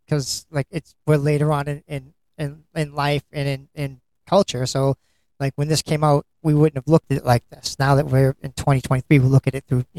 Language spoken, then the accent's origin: English; United States; we're from America, we watch American movies.